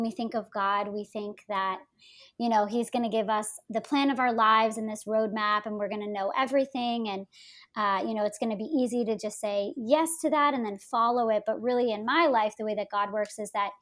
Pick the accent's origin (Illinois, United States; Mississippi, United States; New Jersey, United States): New Jersey, United States; I grew up in New Jersey